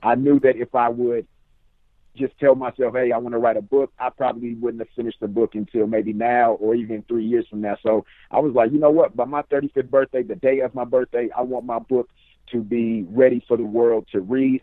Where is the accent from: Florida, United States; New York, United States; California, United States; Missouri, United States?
California, United States; Richmond; now in Sacramento, United States; I'm from Richmond, California, now residing in Sacramento